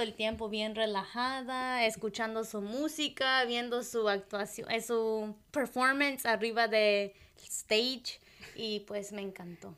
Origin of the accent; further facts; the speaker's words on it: Michoacán, Mexico; first language Purépecha; Spanish is a second language; now in United States; crecimos en, nuestro pueblo indígena ahí en Michoacán, y después nos mudamos aquí